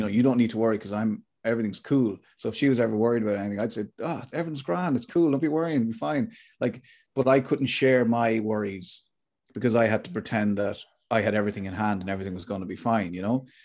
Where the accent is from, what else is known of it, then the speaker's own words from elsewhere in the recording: Athlone, Leinster, Ireland; I grew up in Athlone